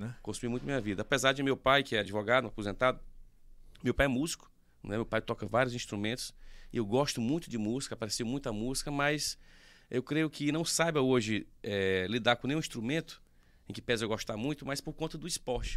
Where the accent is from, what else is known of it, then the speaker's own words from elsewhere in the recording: Teresina, Piauí, Brazil; Nasci aqui, né, sempre morei aqui